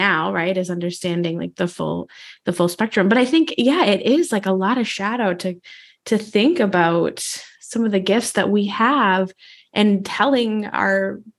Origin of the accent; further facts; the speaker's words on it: Midwest, United States; I grew up in the Midwest as well